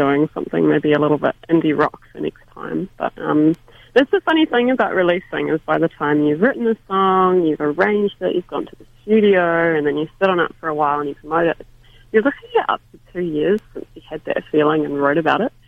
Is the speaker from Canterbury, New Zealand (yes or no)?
yes; Christchurch, Canterbury, New Zealand; moved away as an adult; Christchurch, my hometown